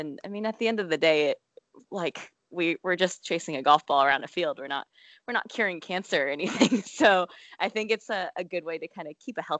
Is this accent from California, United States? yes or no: yes; San Diego, California, United States; also born or lived in Philadelphia; But I do find that if I tell people I'm from Philadelphia, it gives me a little bit more street cred than San Diego, California.